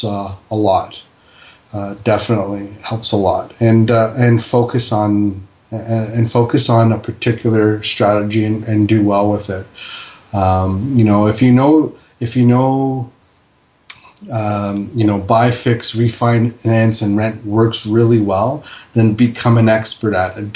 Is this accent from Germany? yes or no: no; Toronto, Ontario, Canada; also born or lived in Fiji; In the 70s, I was born in Fiji. I got here and I was three, and, you know, we grew up down at Bathurst and Finch